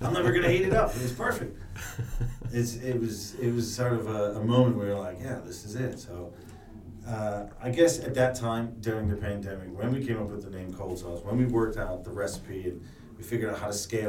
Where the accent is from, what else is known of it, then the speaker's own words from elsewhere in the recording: Cleveland, Ohio, United States; also born or lived in New York; now in London, United Kingdom; I'm originally from Cleveland, Ohio. I grew up there